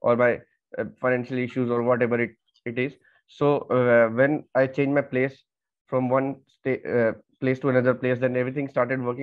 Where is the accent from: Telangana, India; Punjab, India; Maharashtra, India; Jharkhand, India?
Jharkhand, India; Dhanbad; moved away as an adult; now in Silchar, India; I am from Jharkhand, Dhanbad